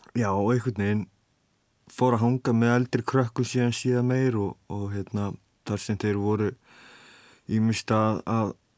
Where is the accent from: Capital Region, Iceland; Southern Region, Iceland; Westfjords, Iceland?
Southern Region, Iceland; Vestmannaeyjar; Ég kem frá Vestmannum og eh, já, sérst fættur upp alveg í vestmannum